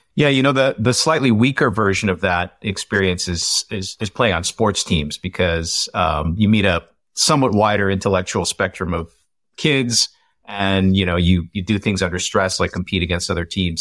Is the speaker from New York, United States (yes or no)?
no; Iowa, United States; I grew up in Iowa